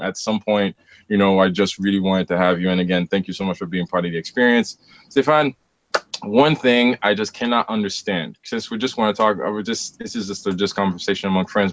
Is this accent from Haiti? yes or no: yes; Haiti; moved away; the years spent growing up in Haiti